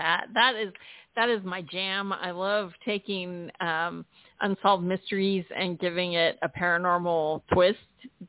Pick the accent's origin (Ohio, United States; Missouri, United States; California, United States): California, United States; San Diego; I'm from San Diego.